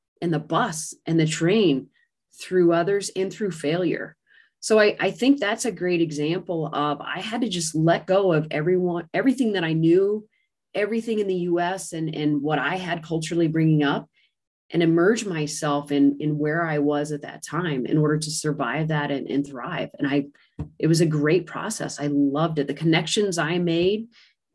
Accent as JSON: {"language": "English", "country": "United States", "said": "coming back to the U.S. After a year abroad"}